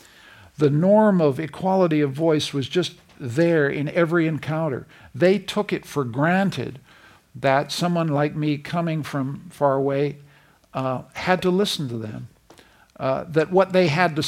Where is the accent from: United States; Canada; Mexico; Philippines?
Canada; I'm a Canadian